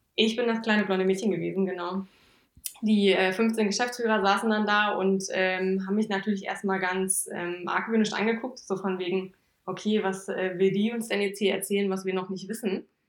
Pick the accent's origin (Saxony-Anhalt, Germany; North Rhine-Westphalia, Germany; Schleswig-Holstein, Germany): Saxony-Anhalt, Germany; Thale; moved away as an adult; now in Braunschweig, Germany; Ich komme eigentlich ursprünglich aus Thale im Harz, im schönen Harz, äh, beim Hexentanzplatz.